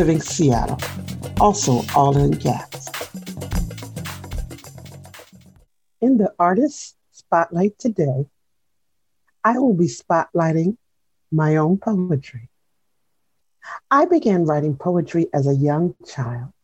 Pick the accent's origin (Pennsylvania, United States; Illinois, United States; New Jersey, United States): New Jersey, United States; moved away; also born or lived in Seattle; growing up in New Jersey in the 60s and 70s